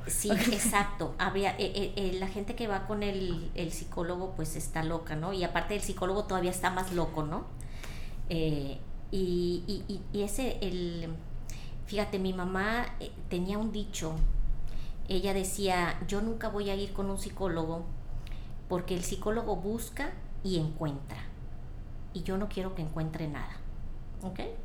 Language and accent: Spanish; Ciudad Victoria, Tamaulipas, Mexico; moved away as an adult; now in Monterrey, Mexico; yo eh, nací en Ciudad Victoria, crecí allá, estudié allá